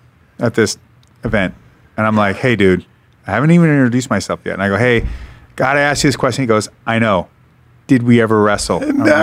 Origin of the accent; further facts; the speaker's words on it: Seattle, Washington, United States; And by the way, I'm from Seattle, so we're not known for wrestling at all.